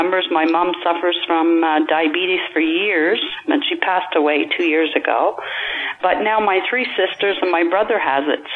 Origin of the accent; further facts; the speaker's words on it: Gaspé, Quebec, Canada; now in New Brunswick, Canada; is Gaspé, Quebec, but I've been in New Brunswick 30 plus years. So I grew up there